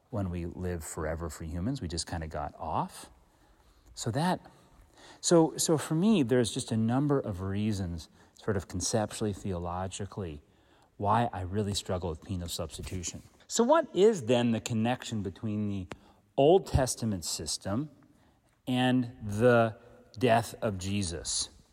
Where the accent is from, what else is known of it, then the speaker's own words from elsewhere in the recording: Philadelphia suburbs, Pennsylvania, United States; I was born on the Pennsylvania side of the Philly suburbs